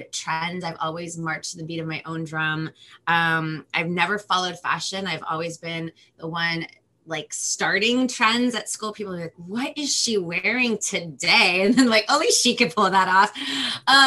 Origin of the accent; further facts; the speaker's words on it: Los Angeles, California, United States; first language Spanish; English is a second language; I'm from Los Angeles, California